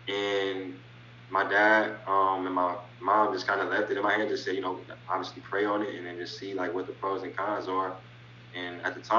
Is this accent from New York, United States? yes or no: no; Lima, Ohio, United States; growing up in Lima, like, we're such a basketball city